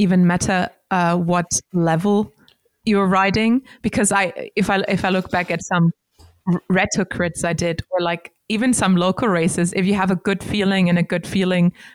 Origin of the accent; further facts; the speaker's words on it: Leingarten / Massenbach, Baden-Württemberg, Germany; I wasn't brought up in Heilbronn. I was brought up in Leimgarten or even Massenbach, because this is a really small town